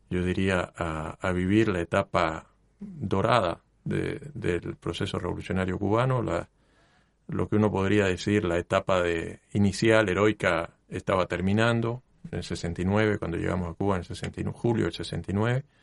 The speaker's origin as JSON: {"language": "Spanish", "country": "Mexico", "tie": "born or raised there", "also_born_or_lived": "United States", "said": "Bueno, yo nací en Estados Unidos, eh, mi madre, cuando yo era muy pequeño, cuando tenía 10 meses, eh, se fue a México, nos fuimos juntos, por supuesto, y vivimos en México ocho años."}